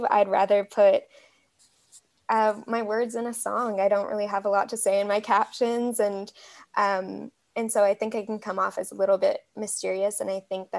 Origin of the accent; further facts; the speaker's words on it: Canada; the most instant way to pick me out as a Canadian. Is definitely saying Zed